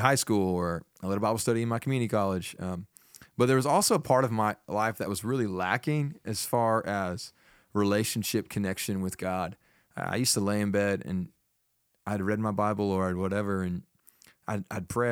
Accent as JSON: {"language": "English", "town": "Fort Worth", "region": "Texas", "country": "United States", "tie": "born or raised there", "also_born_or_lived": "Chattanooga, Tennessee", "moved": "as an adult", "lives_now": "Nacogdoches, United States", "said": "I grew up in Fort Worth"}